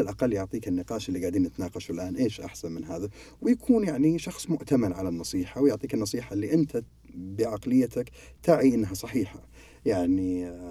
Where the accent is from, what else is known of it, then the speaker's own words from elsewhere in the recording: Saudi Arabia; أنواع المكاتب عندنا في السعودية